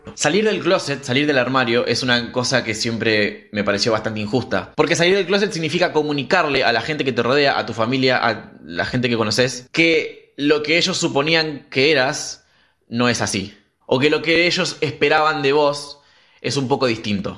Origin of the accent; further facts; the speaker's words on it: Rafaela, Santa Fe, Argentina; now in Rosario, Argentina; nací en Rafaela, pero vivo en Rosario hace unos cuantos años